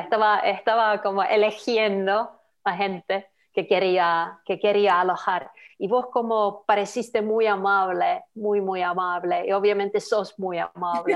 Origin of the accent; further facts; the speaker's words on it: Lapland, Finland; Spanish is a second language; moved away as an adult; also born or lived in Buenos Aires, Argentina; now in Bath, United Kingdom; yo vengo de Laponia, en Finlandia pero ahora yo llevo uh, ocho años viviendo en Inglaterra